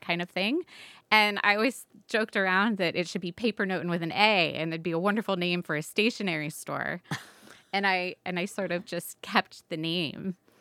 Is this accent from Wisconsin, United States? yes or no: no; Southwest Florida, United States; I grew up in Southwest Florida on the Gulf Coast.